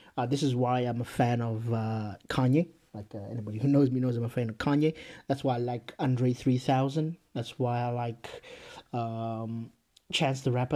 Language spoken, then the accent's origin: English; Zimbabwe; moved away; I grew up in Zimbabwe